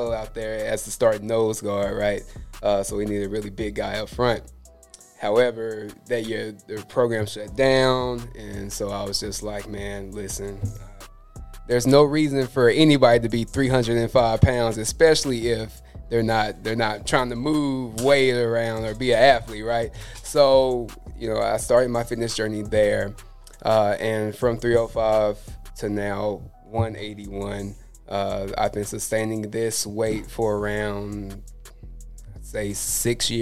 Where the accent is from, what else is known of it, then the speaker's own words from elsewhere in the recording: Tuscaloosa, Alabama, United States; I grew up in Tuscaloosa, Alabama, but I moved out here for school